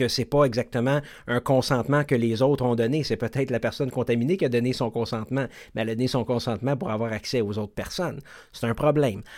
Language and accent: French; Quebec, Canada; chez nous, au Québec